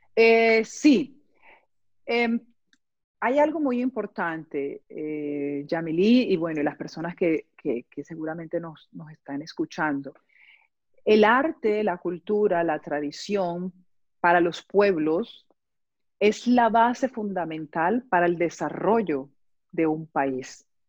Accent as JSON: {"language": "Spanish", "town": "Barranquilla", "region": "Atlántico", "country": "Colombia", "moved": "as an adult", "lives_now": "Cologne, Germany", "said": "soy de Colombia, de la ciudad de Barranquilla"}